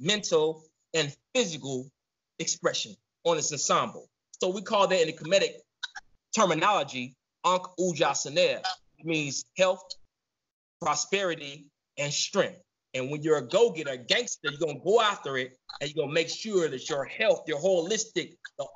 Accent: Southern California, United States; also born or lived in Chicago; I was born in Chicago, raised in Southern California

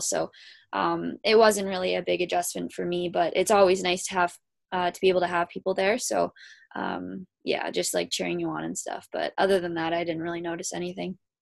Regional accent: Kitchener, Ontario, Canada; I am from Kitchener, Ontario.

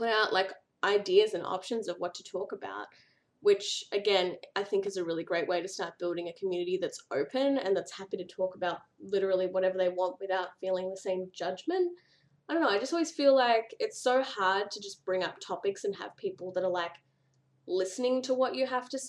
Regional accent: Australia; accent: Australian; also born or lived in Victoria, Australia; And in case you couldn't tell, I'm from Australia. So that's where the whiny nasally accent comes from.

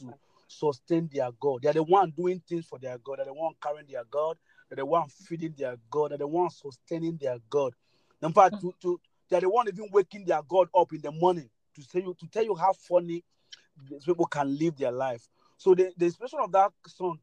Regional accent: Nigeria; also born or lived in Abuja; I'm a Nigerian. I'm based in Nigeria, precisely in Abuja, the capital city of Nigeria

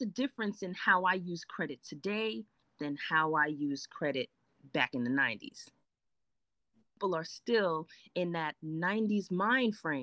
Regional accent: New York City, New York, United States; accent: Brooklyn; I was born and raised in Brooklyn, New York, long time ago. Okay, you might hear the Brooklyn come out every now and then

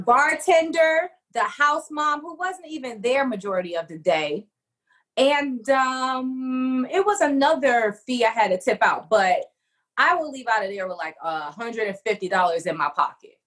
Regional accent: Detroit, Michigan, United States; back to Detroit, my hometown

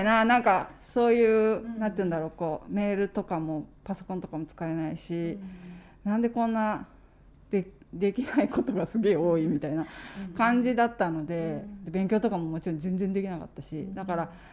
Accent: Aichi, Japan; moved away as an adult; also born or lived in Berlin; 私愛知県出身

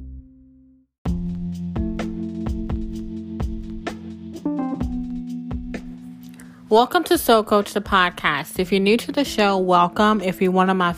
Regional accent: South Mississippi, United States; moved away as an adult; also born or lived in New Orleans, Louisiana; I was born and raised in South Mississippi.

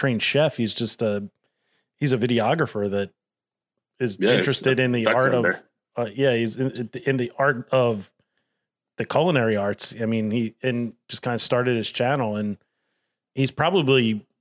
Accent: Delco, Pennsylvania, United States; growing up in Delco

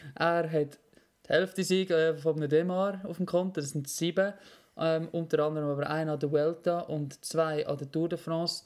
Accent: Switzerland; als Schweizer

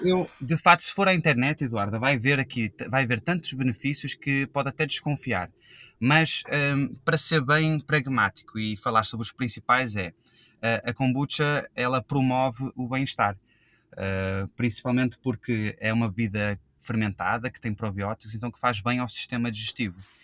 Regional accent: Rio de Janeiro, Brazil; moved away as an adult; also born or lived in Australia; now in Portugal; Eu, eu sou português, nasci em Portugal, fui para o Rio de Janeiro quando eu tinha 6 anos, então eu cresci e vivi a minha vida toda no Brasil

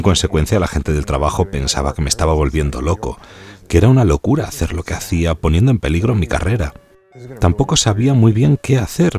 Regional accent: New York, United States; now in Jacksonville, United States; Me crié en Nueva York, donde nací

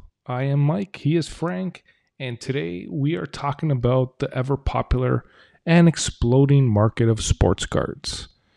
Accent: Toronto, Ontario, Canada; growing up in Toronto, man, of course your focus exactly.

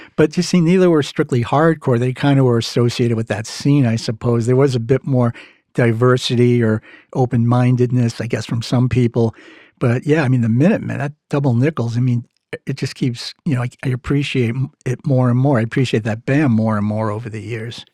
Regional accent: Massachusetts, United States; accent: Mass; my mass accent

